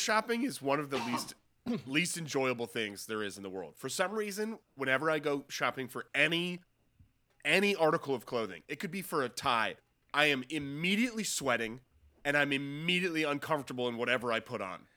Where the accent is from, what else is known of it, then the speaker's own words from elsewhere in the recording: Cornwall, New York, United States; moved away; my hometown in New York, uh, in Cornwall, New York